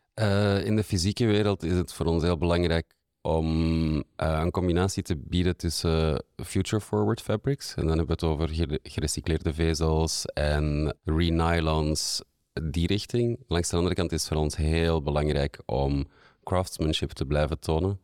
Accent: Antwerp, Flanders, Belgium; de laatste 15 jaar in Antwerpen gewoond en gewerkt. Ik ben hier ook geboren

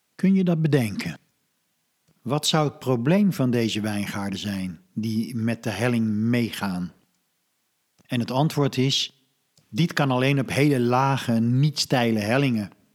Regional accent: Netherlands; wij als Nederlanders

